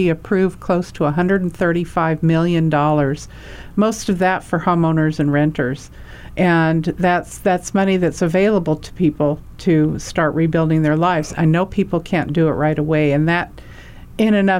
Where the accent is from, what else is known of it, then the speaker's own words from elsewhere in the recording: Hawaii, United States; I'm from Hawaii